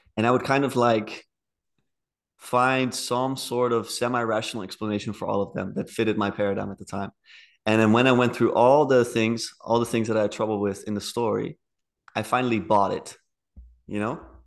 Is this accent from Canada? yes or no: no; Netherlands; I'm from the Netherlands.